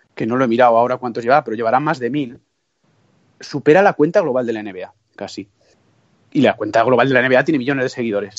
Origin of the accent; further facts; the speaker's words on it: Toledo, Castilla-La Mancha, Spain; yo soy castellano manchego, muy, muy orgulloso de ello, toledano